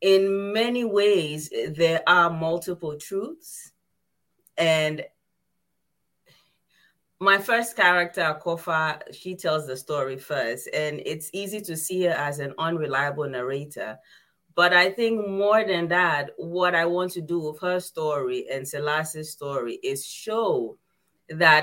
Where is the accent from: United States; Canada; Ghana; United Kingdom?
Ghana; I come from Ghana